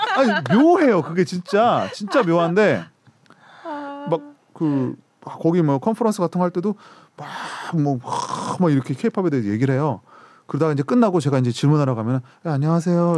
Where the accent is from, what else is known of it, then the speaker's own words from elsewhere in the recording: South Korea; 한국 사람인 저의 입장에서는